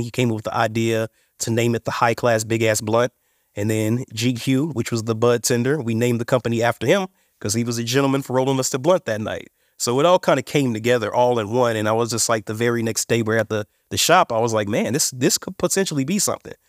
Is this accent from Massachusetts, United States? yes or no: no; Indiana, United States; now in Colorado, United States; I'm from Indiana. originally.